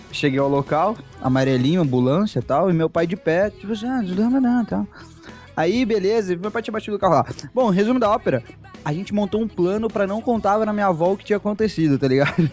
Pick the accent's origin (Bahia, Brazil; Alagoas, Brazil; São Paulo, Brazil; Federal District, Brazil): São Paulo, Brazil; Campinas; meu pai sofreu um acidente aqui em Campinas, minha cidade natal, no qual eu resido.